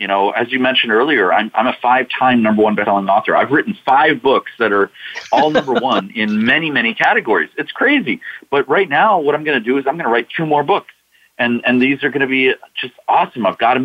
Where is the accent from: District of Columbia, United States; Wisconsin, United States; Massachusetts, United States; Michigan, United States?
District of Columbia, United States; Washington; I'm from Washington, D.C.